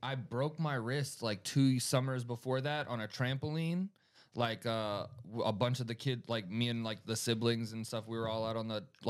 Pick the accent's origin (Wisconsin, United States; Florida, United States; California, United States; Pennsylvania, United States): Florida, United States; I'm being from Florida.